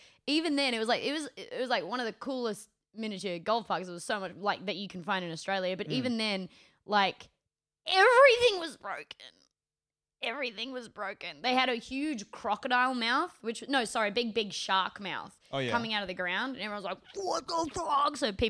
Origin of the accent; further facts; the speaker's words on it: England, United Kingdom; Yeah, like me. I'm from England.